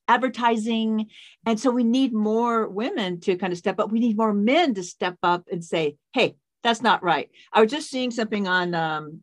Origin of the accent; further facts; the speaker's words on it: Seattle, Washington, United States; also born or lived in Spokane, Washington; I grew up in the Seattle area